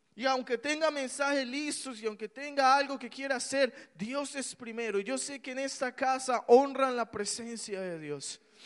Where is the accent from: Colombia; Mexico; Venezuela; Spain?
Colombia; yo crecí en Colombia